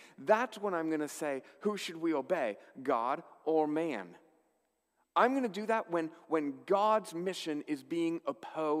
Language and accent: English; Canada; as Canadian Christians